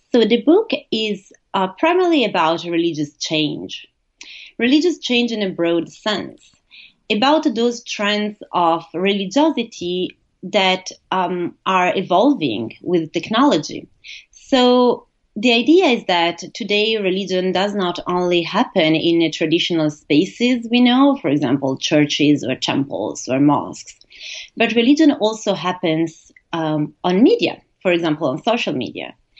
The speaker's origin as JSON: {"language": "English", "country": "Italy", "also_born_or_lived": "United States", "moved": "yes", "lives_now": "Bochum, Germany", "said": "I am originally from Italy. I studied in the US and I'm currently based in Germany in the city of Bochum near Dusseldorf"}